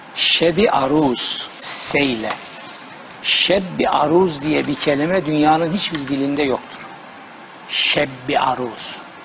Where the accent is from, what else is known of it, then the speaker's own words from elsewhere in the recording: Trabzon, Turkey; moved away; also born or lived in Bayburt; Bizim Trabzon'da zaten yer elması veya patates denir.